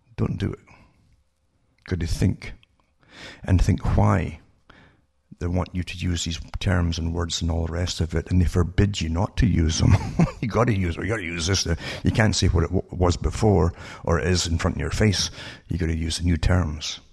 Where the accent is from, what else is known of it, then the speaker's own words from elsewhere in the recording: United Kingdom; moved away; growing up in Britain